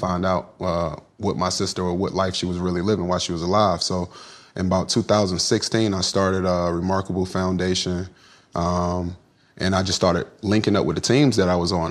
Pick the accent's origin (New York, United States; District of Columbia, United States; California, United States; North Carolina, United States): North Carolina, United States; Kinston; I'm from Kinston